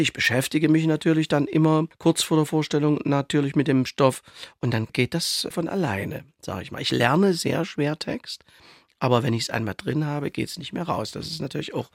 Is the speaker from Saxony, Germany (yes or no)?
yes; Saxony, Germany; ich als Sachse und Theaterdirektor